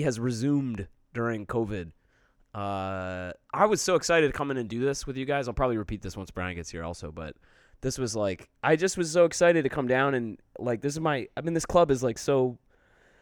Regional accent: Detroit, Michigan, United States; also born or lived in Plymouth, Michigan; now in Chicago, United States; I grew up in Metro Detroit

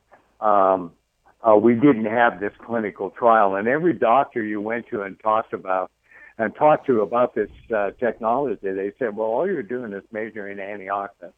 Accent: Idaho, United States; I'm from Idaho

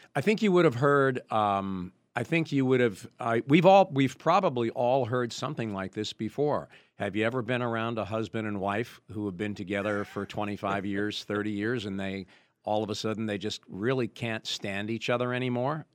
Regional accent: New York, United States; moved away; I grew up right outside New York City

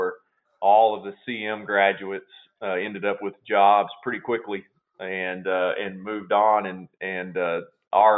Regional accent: Glasgow, Kentucky, United States; I was born and raised down in Glasgow, Kentucky, down in South Central Kentucky

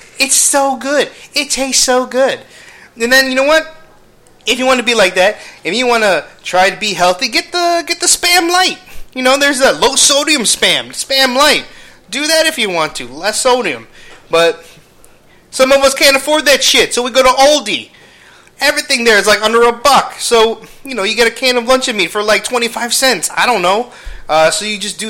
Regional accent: United States; I am American

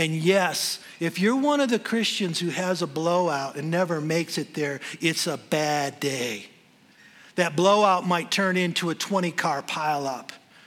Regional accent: Michigan, United States; moved away as an adult; now in Denver, United States; I'm from Michigan

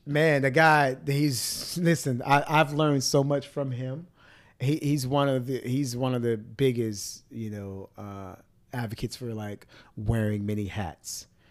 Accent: Miami, Florida, United States; growing up in Miami

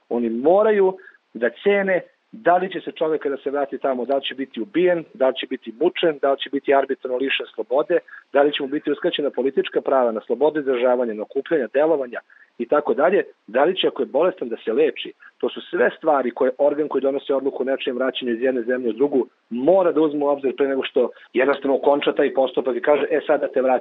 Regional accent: Serbia; ovde kod nas u Srbiji

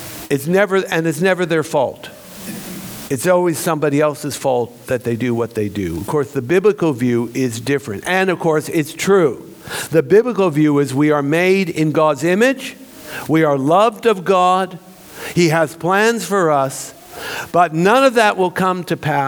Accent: California, United States; moved away as an adult; also born or lived in Jerusalem; now in Melbourne, Australia; I grew up in California, earthquake country

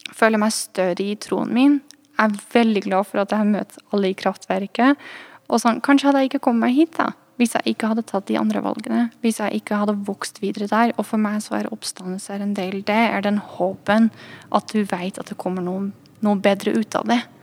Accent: Netherlands; accent: twang til trøndersk; Norwegian is a second language; moved away as an adult; also born or lived in Trondheim, Norway; now in Oslo, Norway; jeg er fra Nederland, egentlig

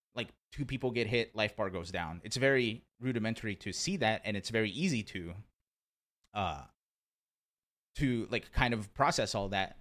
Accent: rural Pennsylvania, United States; also born or lived in Brazil; I was born in Brazil, but I grew up in, uh, I grew up in, like, rural Pennsylvania

